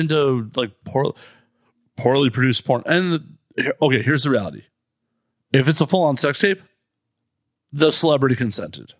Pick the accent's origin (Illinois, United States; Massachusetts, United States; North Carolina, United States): Illinois, United States; Chicago; we're both from Chicago.